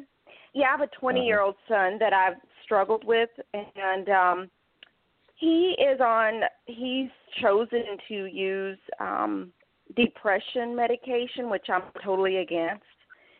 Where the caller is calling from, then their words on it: Charlotte, North Carolina, United States; calling from Charlotte.